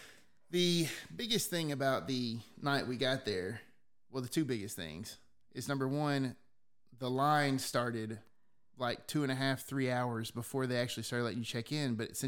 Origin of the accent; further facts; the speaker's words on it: the South, United States; I'm from the South. This was just a simple place.